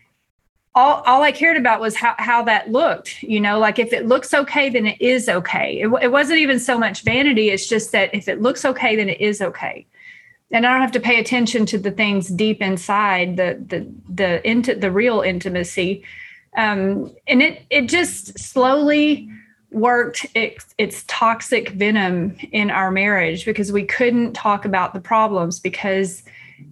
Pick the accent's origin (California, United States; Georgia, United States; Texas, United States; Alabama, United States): Texas, United States; East; I grew up here in East Texas, and I grew up here Baptist